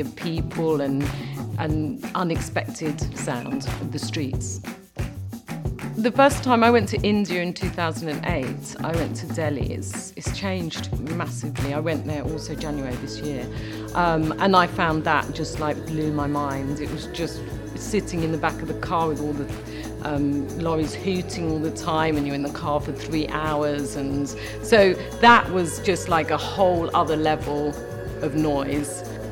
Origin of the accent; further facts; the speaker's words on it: London, United Kingdom; I'm a Londoner, I've come from London all my life.